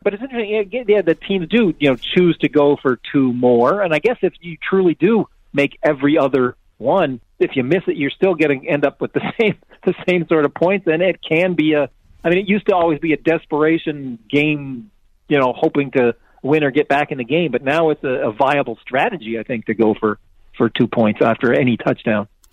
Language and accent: English; Canada; I'm Canadian